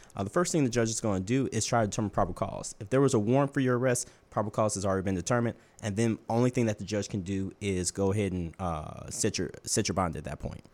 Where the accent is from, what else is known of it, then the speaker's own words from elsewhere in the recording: Baton Rouge, Louisiana, United States; moved away as an adult; now in New Orleans, United States; I am from Baton Rouge, Louisiana, but I've been here in New Orleans for the last two years with my wife